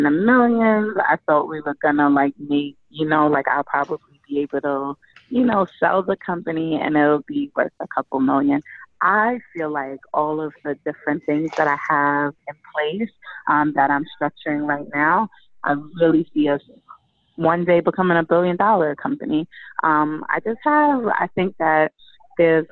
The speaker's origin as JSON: {"language": "English", "country": "Jamaica", "said": "I'm from Jamaica"}